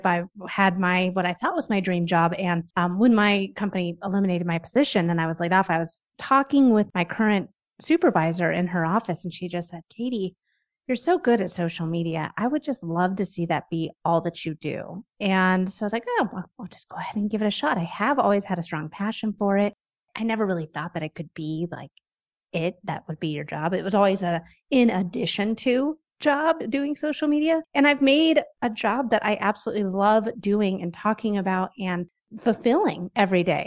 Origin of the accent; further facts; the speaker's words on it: Denver, Colorado, United States; I'm from Denver. I live maybe 4 miles from where I grew up